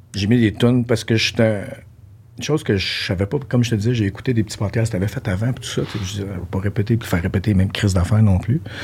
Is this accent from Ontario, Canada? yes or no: yes; Ontario, Canada; moved away as an adult; now in Quebec, Canada; j'ai grandi en Ontario, mon secondaire s'est fait là